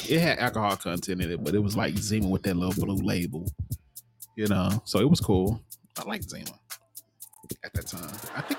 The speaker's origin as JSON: {"language": "English", "region": "the South", "country": "United States", "said": "See, I'm from the South"}